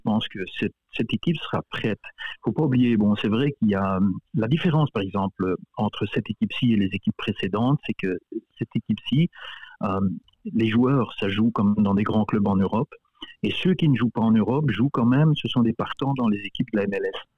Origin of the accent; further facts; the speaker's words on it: Belgium; moved away as an adult; now in Winnipeg, Canada; Je suis né, j'ai grandi en Belgique